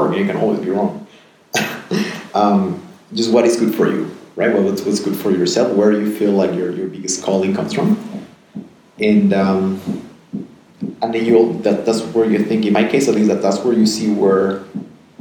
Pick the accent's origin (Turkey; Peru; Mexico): Peru; moved away; also born or lived in United States / Netherlands / Geneva / Amsterdam; I'm born and raised in Peru.